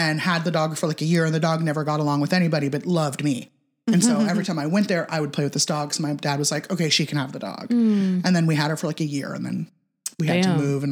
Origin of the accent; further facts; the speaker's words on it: California, United States; moved away; born and raised in California